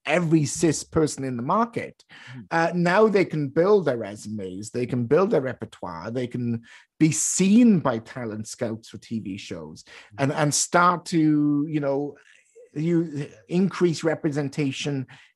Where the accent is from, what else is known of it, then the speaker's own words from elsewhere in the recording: United Kingdom; now in Canada; I am British, I was born and raised there